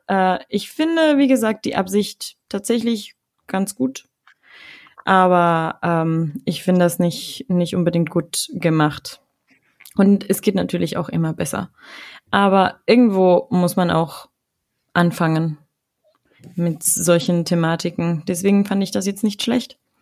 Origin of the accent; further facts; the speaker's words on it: Ecuador; moved away as an adult; also born or lived in Germany; now in Dortmund, Germany; ich war ja sechs Monate in Ecuador, in meiner Heimat